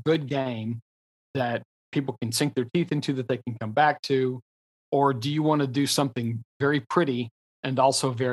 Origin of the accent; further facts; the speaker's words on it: Texas, United States; I'm a Texan